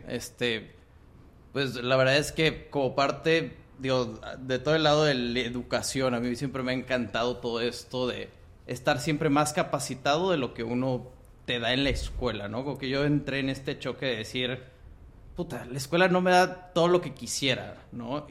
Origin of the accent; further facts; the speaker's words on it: Monterrey, Nuevo León, Mexico; moved away as an adult; also born or lived in Guatemala / Mexico City; Y aquí en Monterrey estoy prácticamente toda mi vida hasta la prepa